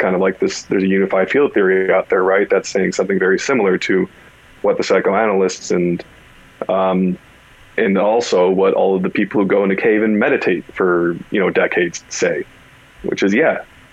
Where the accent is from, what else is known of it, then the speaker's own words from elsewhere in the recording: California, United States; Growing up in California was like, all right, there's a bunch of somewhat kooky people